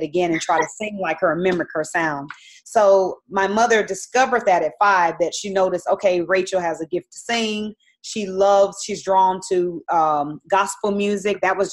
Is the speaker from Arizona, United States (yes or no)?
yes; Phoenix, Arizona, United States; I'm actually from Phoenix, Arizona. So I'm from the land of the, wilderness. It's very hot there. So I grew up in the heat